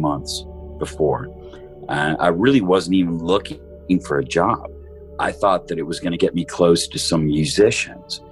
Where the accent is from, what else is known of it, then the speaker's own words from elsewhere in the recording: outside of Detroit, Michigan, United States; I was born in 1963 outside of Detroit. I grew up there in the 70s